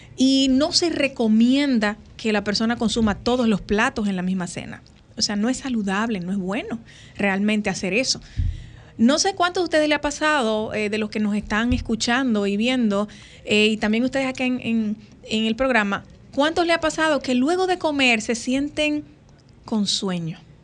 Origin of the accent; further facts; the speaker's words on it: Dominican Republic; como buenos dominicanos, el plato de comida eh, de la cena navideña lleva el pastel en hoja